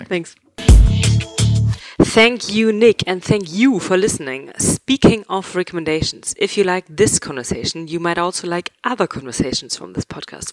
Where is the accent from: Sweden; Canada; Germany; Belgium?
Germany; Hamburg; Hamburg, my hometown